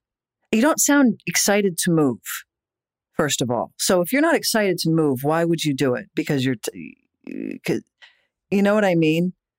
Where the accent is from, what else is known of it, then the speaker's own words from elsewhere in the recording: East Coast, United States; moved away as an adult; also born or lived in New York; now in Los Angeles, United States; I never thought I'd leave New York. I was born and raised on the East Coast, and New York was my home, like through and through.